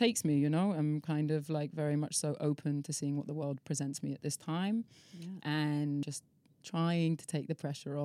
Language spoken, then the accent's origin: English; Devon, South West England, United Kingdom; also born or lived in London; now in Ibiza, Spain; I grew up in Devon